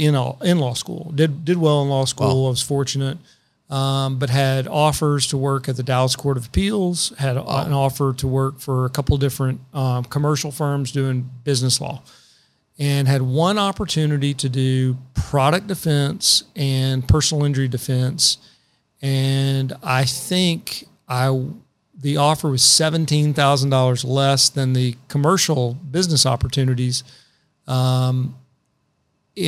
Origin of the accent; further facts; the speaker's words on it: Paris, Île-de-France, France; I didn't know any lawyers growing up in Paris.